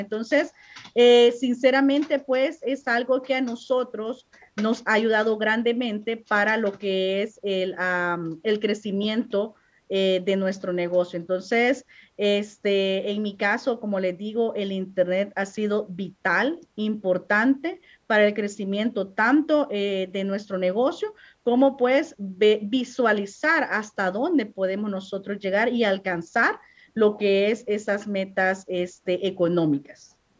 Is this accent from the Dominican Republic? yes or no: no; El Salvador; moved away as an adult; now in United States; yo soy de origen salvadoreña